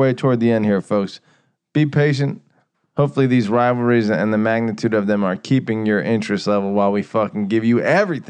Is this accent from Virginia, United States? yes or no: yes; Virginia, United States; Dude, we grew up in Virginia